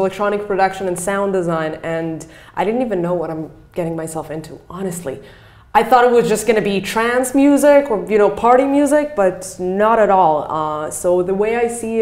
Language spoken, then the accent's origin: English; Jerusalem, Jerusalem District, Israel; moved away as an adult; I grew up in Jerusalem.